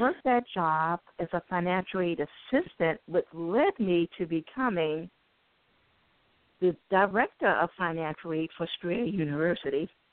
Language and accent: English; Baltimore, Maryland, United States; I grew up in Baltimore, and as we know, Baltimore right now is the number one murder city